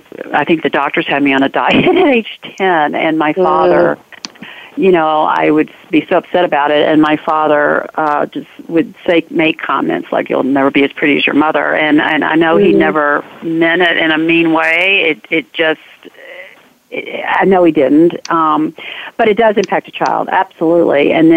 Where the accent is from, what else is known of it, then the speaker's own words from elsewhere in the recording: the South, United States; growing up in the South, in the economic societal bracket I was in, my family was in, you were expected to be a certain way.